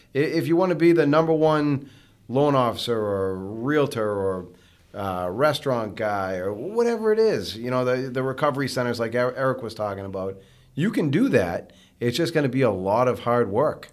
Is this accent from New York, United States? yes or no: no; North Andover, Massachusetts, United States; I grew up, uh, I grew up in North Andover, um, with my mom and my sister